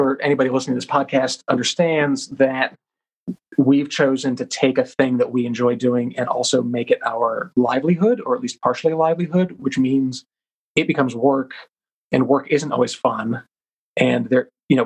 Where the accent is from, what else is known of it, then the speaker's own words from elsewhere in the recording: Rhode Island, United States; I grew up in Rhode Island, and so I went to Slater Mill a lot as a kid